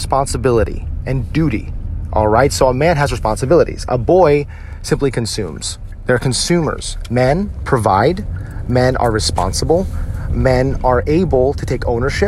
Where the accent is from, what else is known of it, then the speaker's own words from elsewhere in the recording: United States; as Filipino-American men